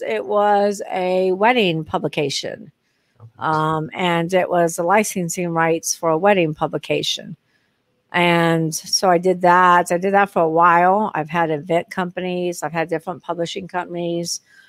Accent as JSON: {"language": "English", "town": "Long Beach", "region": "California", "country": "United States", "tie": "born there", "said": "so I was born in Long Beach, California. So I do have relatives."}